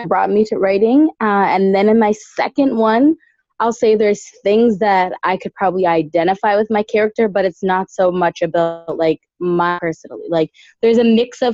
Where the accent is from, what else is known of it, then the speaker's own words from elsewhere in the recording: Dartmouth, Nova Scotia, Canada; now in Ottawa, Canada; I grew up in North End, Dartmouth